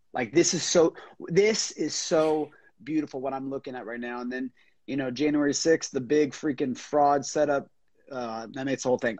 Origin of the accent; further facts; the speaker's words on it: Florida, United States; I'm from Florida